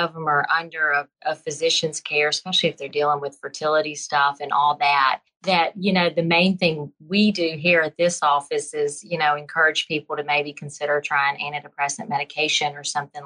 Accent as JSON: {"language": "English", "town": "Birmingham", "region": "Alabama", "country": "United States", "accent": "Southern", "said": "Birmingham, Alabama"}